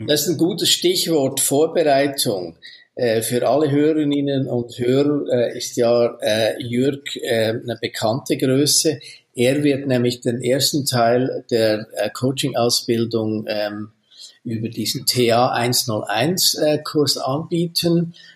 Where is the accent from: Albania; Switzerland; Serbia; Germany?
Switzerland; bei uns in der Schweiz